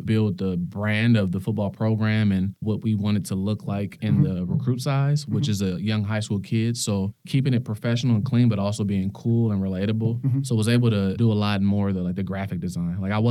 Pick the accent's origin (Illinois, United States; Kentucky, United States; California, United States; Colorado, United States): California, United States; Los Angeles; moved away as an adult; now in Seattle, United States; I grew up in Los Angeles, California, in the San Fernando Valley, Pacoima, California, to be exact.